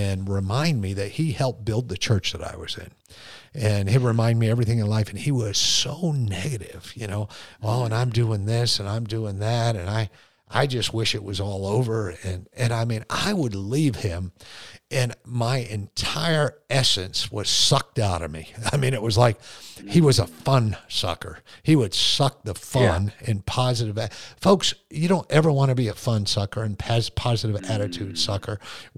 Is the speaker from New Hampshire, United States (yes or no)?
no; Connecticut, United States; moved away as an adult; also born or lived in Fort Leonard Wood, Missouri / Korea / California; when you're born and raised in Connecticut and you're stationed at Fort Leonard Wood, Missouri, and then you're stationed in Korea